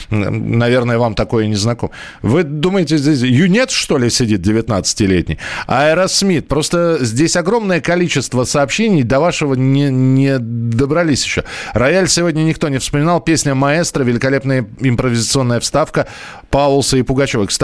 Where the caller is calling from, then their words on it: Saratov, Saratov Oblast, Russia; А, здравствуйте … я из Саратова.